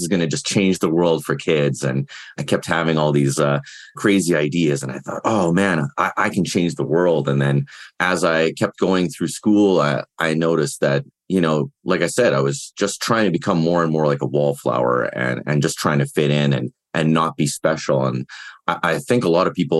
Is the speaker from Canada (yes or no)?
yes; Winnipeg, Manitoba, Canada; now in Cochrane, Canada; I'm from originally from Winnipeg, Manitoba, Canada, home of the Winnipeg Jets. But now I currently reside in Alberta, just outside of Calgary